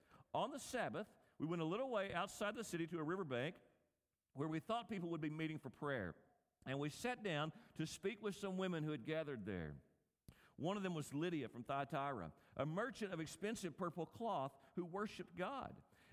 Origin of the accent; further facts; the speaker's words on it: West Kentucky, United States; I grew up in West Kentucky near Barkley Lake. My first summer job when I was 15 years old, was I worked at a marina.